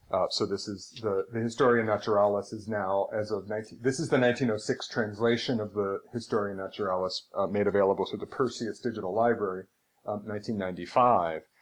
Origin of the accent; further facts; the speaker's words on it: just outside of Syracuse, New York, United States; now in Seattle, United States; I grew up just outside of Syracuse